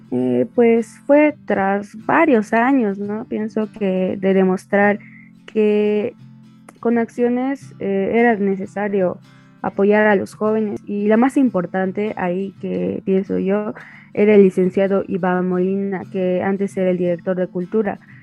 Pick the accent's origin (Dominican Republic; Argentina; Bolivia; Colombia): Bolivia; Aiquile, Cochabamba; soy del municipio de Iquile de Cochabamba